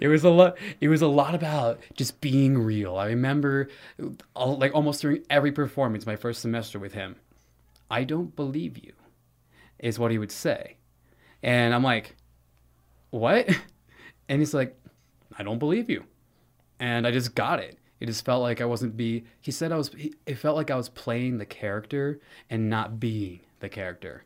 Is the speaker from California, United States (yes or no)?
yes; Santa Monica, California, United States; I was born in Santa Monica, California, uh, in nineteen ninety-five